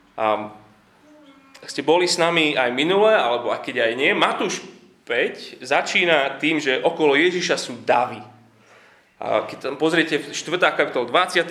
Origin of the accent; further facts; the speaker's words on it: Slovakia; Vyrastali sme na Slovensku, niektorí ešte, ešte za komunizmu